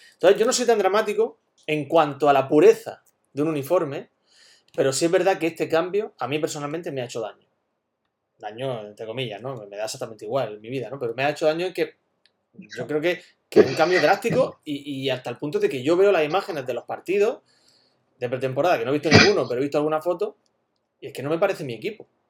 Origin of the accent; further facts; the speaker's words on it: Güéjar Sierra, Andalusia, Spain; en Huejar Sierra, en mi pueblo